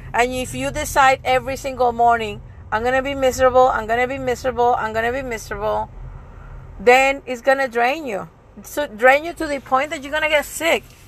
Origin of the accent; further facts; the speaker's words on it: Puerto Rico; I'm from Puerto Rico, I speak Spanish